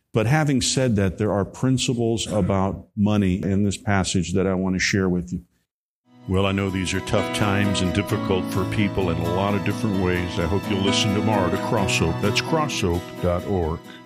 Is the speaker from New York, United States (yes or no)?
no; Chicago, Illinois, United States; also born or lived in Columbus, Ohio; now in Texas, United States; I grew up in the Chicago area